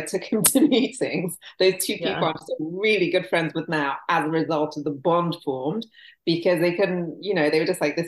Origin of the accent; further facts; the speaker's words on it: England, United Kingdom; moved away as an adult; also born or lived in Nigeria / San Francisco Bay Area, United States; now in United States; I'm Nigerian, yeah. I grew up in England, and I now live in America